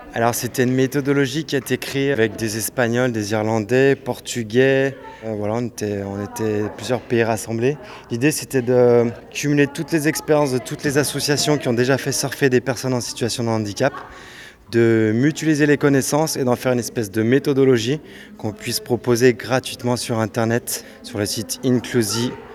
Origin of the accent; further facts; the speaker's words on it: Morocco; Je suis du Maroc